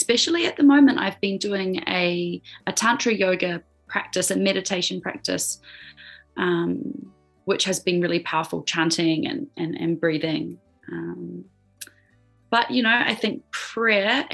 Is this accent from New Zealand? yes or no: yes; New Zealand; moved away as an adult; also born or lived in Australia / Peru; I was born in Aotearoa, New Zealand, which is where I am now. But I was overseas for about 10 years, living in Australia, and then also living in Peru